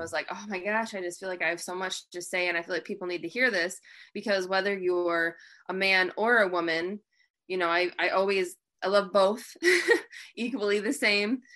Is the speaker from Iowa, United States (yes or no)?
no; Michigan, United States; I'm from Michigan.